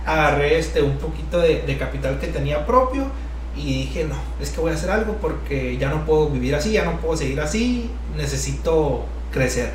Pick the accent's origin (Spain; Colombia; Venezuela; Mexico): Mexico; Navajoa, Sonora; also born or lived in Mexico City; now in Hermosillo, Mexico; también somos de Navajoa, somos de un ranchito